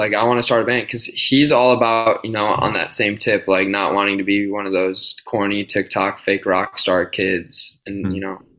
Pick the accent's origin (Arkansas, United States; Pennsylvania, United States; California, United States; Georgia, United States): Pennsylvania, United States; Pittsburgh; Skate shop I grew up with in Pittsburgh, or that I worked at.